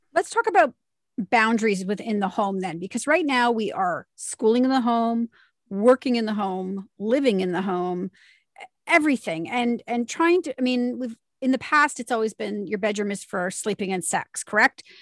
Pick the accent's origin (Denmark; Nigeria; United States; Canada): Canada; we're Canadian